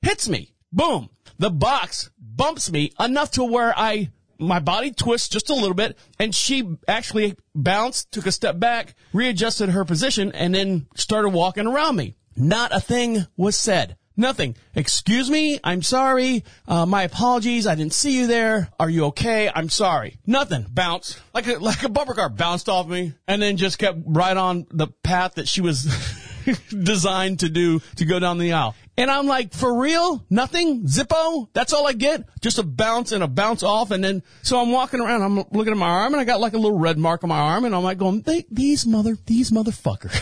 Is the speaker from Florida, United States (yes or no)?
yes; Orlando, Florida, United States; now in Marshville, United States; I'm from Orlando, Florida, born and raised